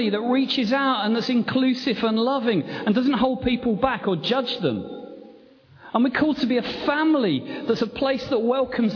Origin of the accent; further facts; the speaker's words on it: England, United Kingdom; I'm English